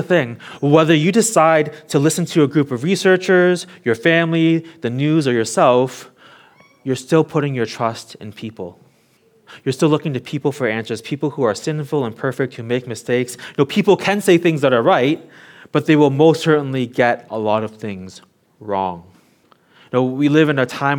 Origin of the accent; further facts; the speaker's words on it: Toronto, Ontario, Canada; now in Hong Kong; I grew up in Toronto, Canada